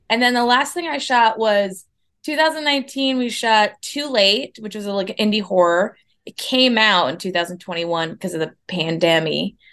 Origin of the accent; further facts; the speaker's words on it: Minneapolis, Minnesota, United States; also born or lived in Boston / New York; now in Los Angeles, United States; I'm from Minneapolis